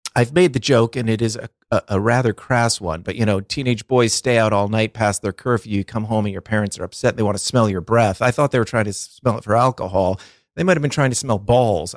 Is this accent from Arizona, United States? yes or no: no; twenty miles from Boston, Massachusetts, United States; my hometown is only twenty miles from Boston